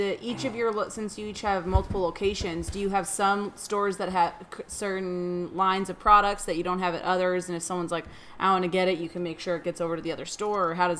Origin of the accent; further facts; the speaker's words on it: Illinois, United States; I'm from Illinois